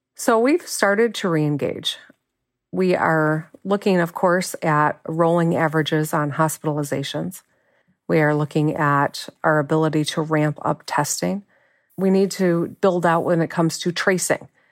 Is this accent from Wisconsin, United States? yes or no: no; Michigan, United States; lifelong Michigander. I've lived here my whole life